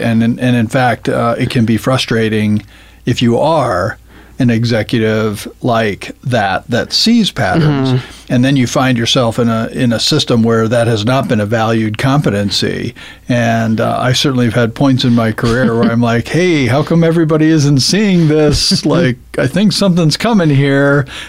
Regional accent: Zambia; I grew up in Zambia as a missionary kid. My parents were missionaries, and I went to a British boarding school growing up.

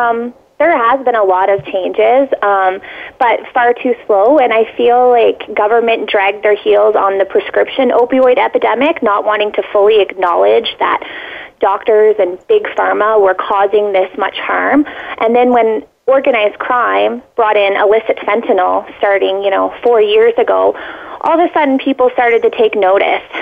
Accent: Canada; as a Canadian

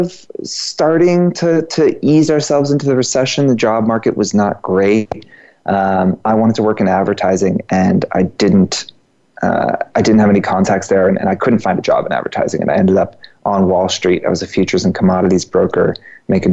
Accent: Georgia, United States; now in New York, United States; I'm from Georgia

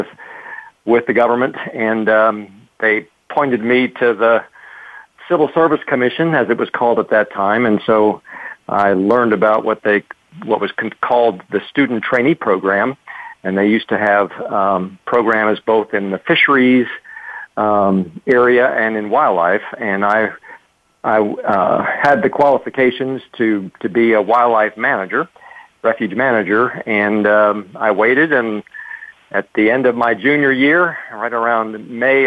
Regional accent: New Jersey, United States; moved away as an adult; now in Buford, United States; I grew up in New Jersey

